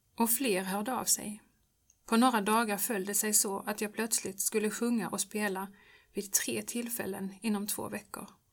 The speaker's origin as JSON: {"language": "Swedish", "town": "Örkelljunga", "region": "Skåne", "country": "Sweden", "tie": "born or raised there", "said": "det fanns en barnkör i missionshuset i Örkelljunga där jag växte upp"}